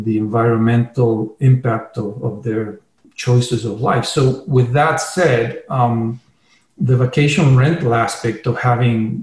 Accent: Chile; now in Sedona, United States; I'm originally from Chile, so that's, you know, I have obviously a Spanish background

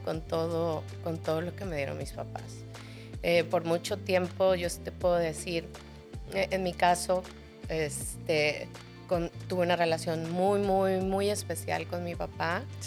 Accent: Cozumel, Quintana Roo, Mexico; yo nací en Cozumel

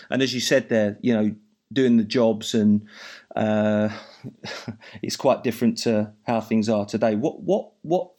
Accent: Essex, East of England, United Kingdom; accent: Essex; now in Glasgow, United Kingdom

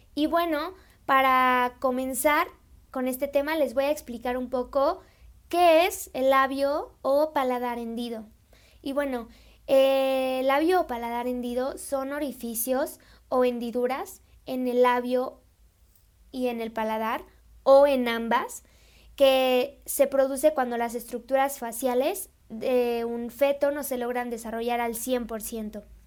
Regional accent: Celaya, Guanajuato, Mexico; yo soy de Celaya, yo soy de Celaya, Guanajuato

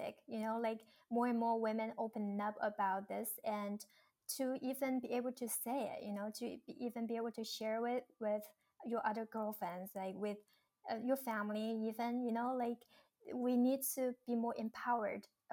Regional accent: China; moved away; Growing up in China

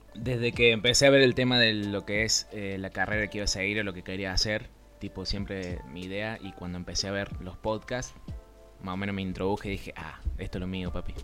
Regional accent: Río Cuarto, Córdoba, Argentina; yo soy de acá de Río Cuarto, Córdoba, Argentina

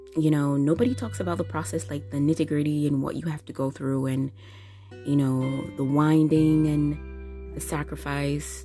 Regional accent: Jamaica; moved away as an adult; now in Japan; I recently moved to Japan, the country that I'm living in now, coming from Jamaica my home country

